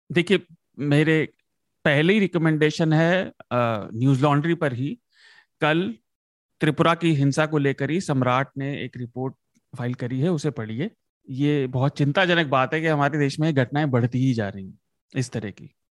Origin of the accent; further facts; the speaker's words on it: Uttar Pradesh, India; मैं उत्तर प्रदेश से आता हूँ